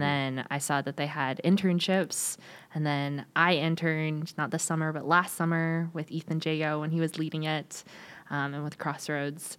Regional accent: California, United States; moved away; originally from California, so, you know, I got all the vocal fry

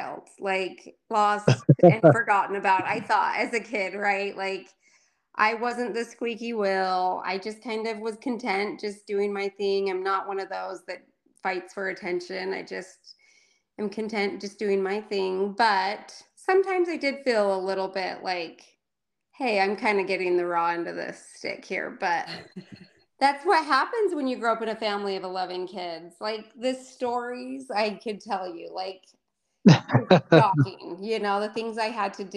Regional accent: Provo, Utah, United States; also born or lived in Bakersfield, California / Colorado / Orem, Utah; So I grew up mostly in Provo, Utah. I was born in Bakersfield, California

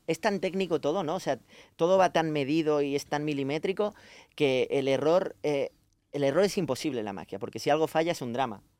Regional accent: Badia del Vallès, Catalonia, Spain; los que somos de allí

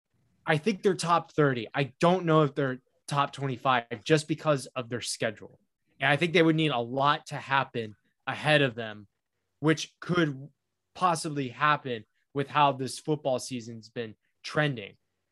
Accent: Winston-Salem, North Carolina, United States; because I grew up in Winston-Salem.

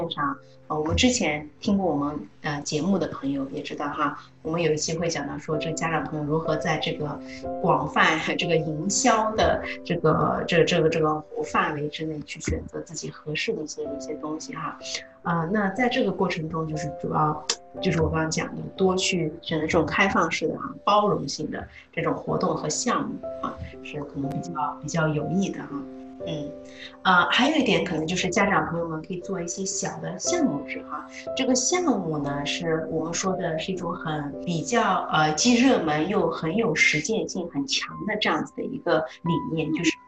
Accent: China; moved away; 我就是来自中国的，

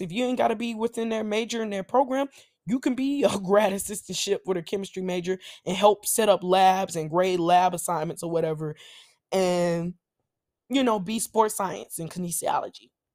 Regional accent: Nashville, Tennessee, United States; I'm from Nashville

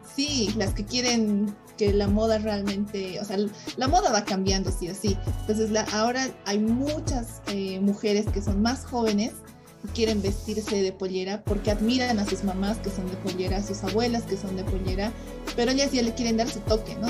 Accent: Bolivia; yo como emprendedora boliviana

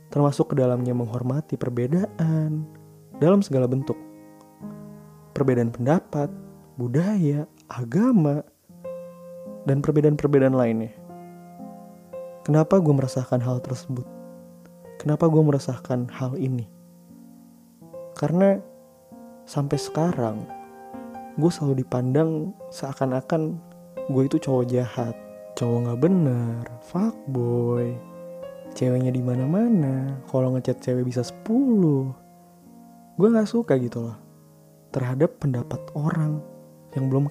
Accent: Jakarta, Indonesia; gue ngerasa kalau gue sebagai orang Jakarta dipandang udah sebagai orang yang arogan nggak mau berbaur

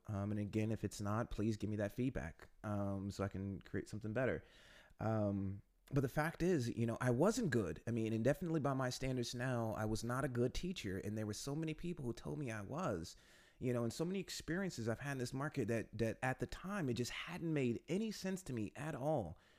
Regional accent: United States; moved away as an adult; now in Warsaw, Poland; I'm an American who's been living in Poland for the last few years

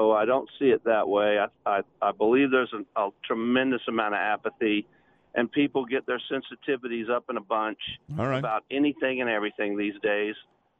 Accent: Jacksonville, Florida, United States; also born or lived in Cocoa, Florida; I grew up in Jacksonville, Florida

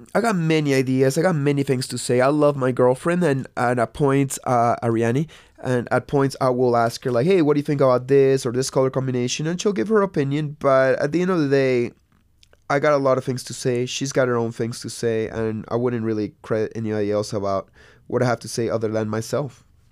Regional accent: Lima, Peru; moved away; also born or lived in Santa Cruz; I grew up in Lima, Peru

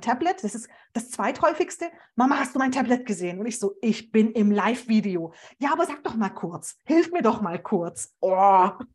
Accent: Stuttgart, Baden-Württemberg, Germany; ich komme ja auch noch aus Stuttgart

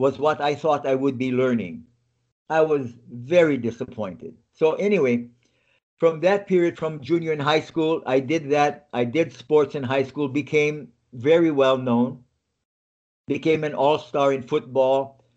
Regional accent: Lahaina, Hawaii, United States; moved away as an adult; where I was born and how I grew up in Hawaii.

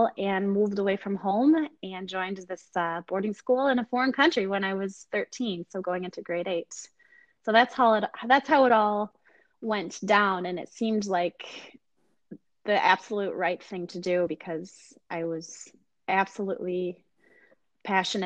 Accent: Northern Michigan, United States; moved away; also born or lived in Canada; I have the privilege of working with a wonderful student body in my hometown in Michigan

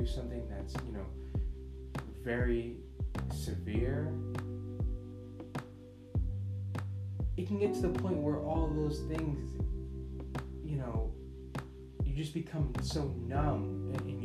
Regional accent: United States; as an American and living in the United States

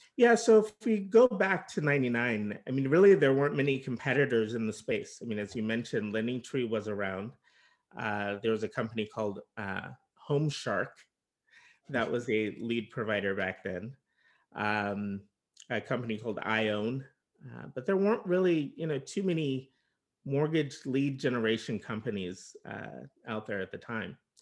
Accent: Bay Area, California, United States; also born or lived in Los Angeles; I was originally from the Bay Area

